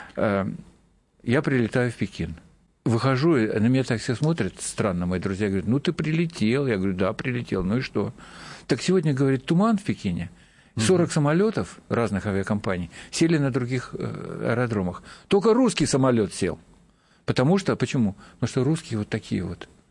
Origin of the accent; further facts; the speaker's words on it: Kamchatka Krai, Russia; я с Камчатки